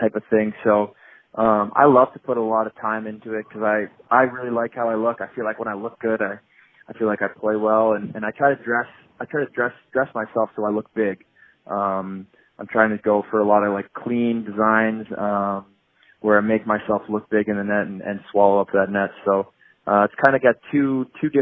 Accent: Boston, Massachusetts, United States; I'm actually a first-generation American. I was born in Boston because my dad went to college in the Boston area

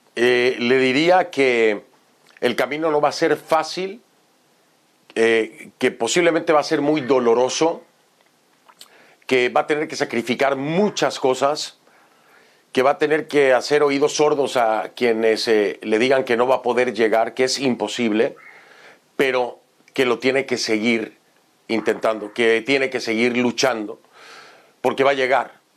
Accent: Mexico; moved away as an adult; now in United States; de salir de mi país y llegar a otro país

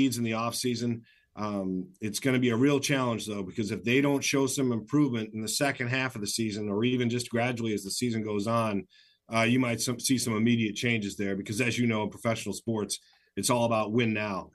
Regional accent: Michigan, United States; moved away as an adult; also born or lived in Flint, Michigan; now in Seattle, United States; I worked, you know, in Flint, Michigan for 4 years because I grew up in Michigan

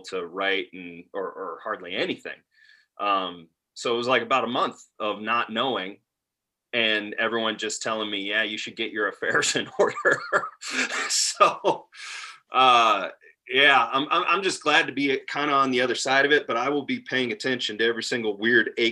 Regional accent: Wisconsin, United States; now in Montana, United States; I'm originally from Wisconsin

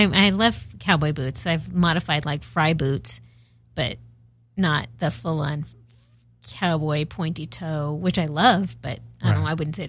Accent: Los Angeles, California, United States; Woodland Hills is a little more she than where I grew up in Northridge.

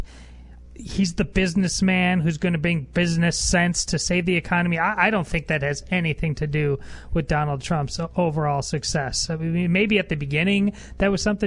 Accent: Madison, Wisconsin, United States; moved away; I grew up in Madison. My family still lives there

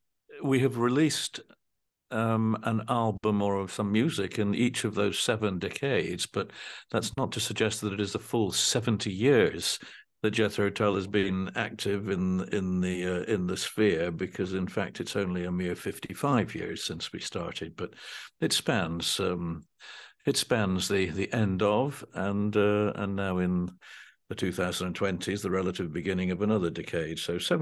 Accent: Dunfermline, Scotland, United Kingdom; born there; Well, I was born in Dunfermline in 1947, and the band began in January of 1968.

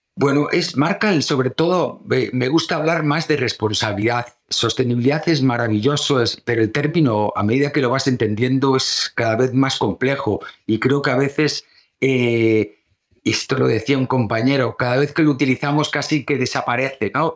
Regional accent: O Grove, Galicia, Spain; moved away; venirnos para el pueblo

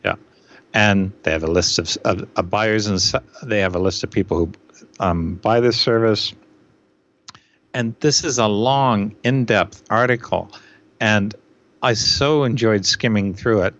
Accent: Canada; as a Canadian

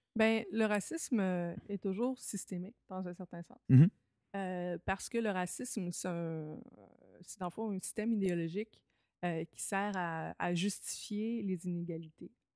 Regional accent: Lévis, Quebec, Canada; moved away; à Lévis, Québec, là, entre 5 et 18 ans

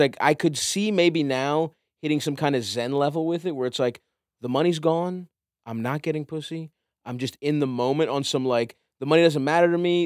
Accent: Baltimore, Maryland, United States; I grew up in Baltimore.

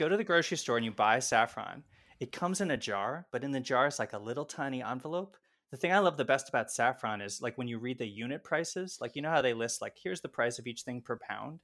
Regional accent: Baltimore, Maryland, United States; where I grew up in Baltimore

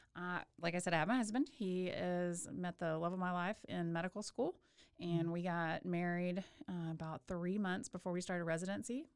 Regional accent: Waco, Texas, United States; also born or lived in Houston / Birmingham, Alabama; I am a local girl. I grew up in Waco, um, graduated from Lorena High School

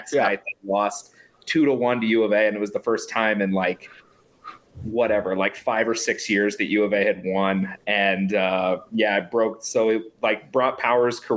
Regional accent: Arizona, United States; as people from Arizona

